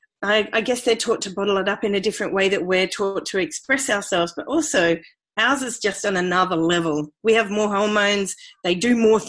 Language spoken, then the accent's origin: English; Australia; accent: Australian; moved away as an adult; also born or lived in United Kingdom; I am Australian. You might be able to hear that from my accent, but so I grew up in Australia and went to university in Australia